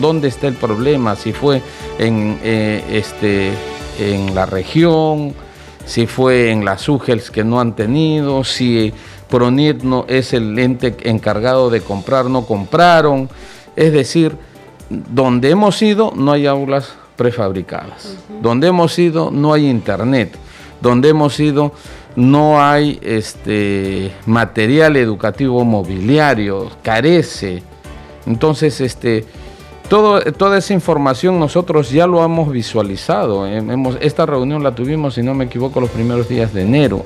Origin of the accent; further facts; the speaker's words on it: Arequipa, Peru; yo soy de Arequipa